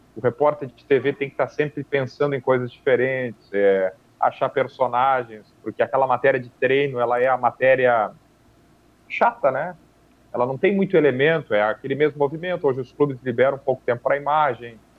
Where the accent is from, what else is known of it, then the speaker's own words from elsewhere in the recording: Taquaruçu do Sul, Rio Grande do Sul, Brazil; moved away; also born or lived in Frederico Westphalen; eu eu sou natural de Frederico Westphalen, criado em Taquaruçu do Sul, município vizinho a Frederico